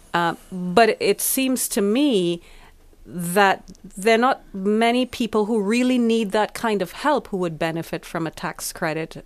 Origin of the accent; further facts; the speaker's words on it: Trinidad & Tobago; moved away as an adult; now in Finland; I'm originally from the Caribbean, small small country. Um, very strong sporting tradition and history, Trinidad and Tobago